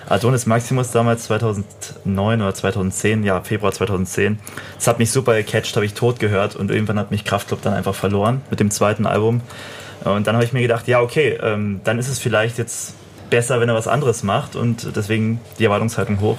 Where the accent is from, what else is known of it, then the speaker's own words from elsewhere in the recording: Cottbus, Brandenburg, Germany; Person of Color aus Cottbus stammt. Als ich gesagt habe, ich komme aus Cottbus